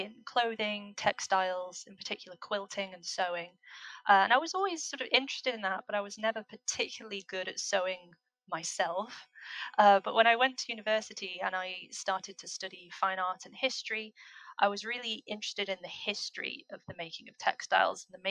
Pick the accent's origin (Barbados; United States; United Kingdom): United Kingdom; North West England; now in Scotland, United Kingdom; I grew up in the northwest of England.